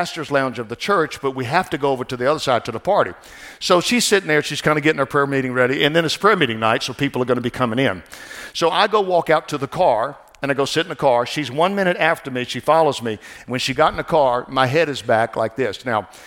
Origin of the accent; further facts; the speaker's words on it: New Orleans, Louisiana, United States; I'm from New Orleans area, where jazz music, everything down there, and we're kind of a mixture of everything down there, Creole and stuff